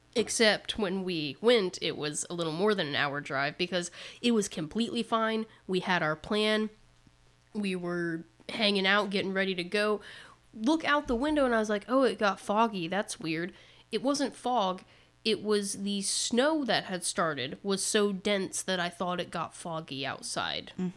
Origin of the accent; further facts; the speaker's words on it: Indiana, United States; We're from Indiana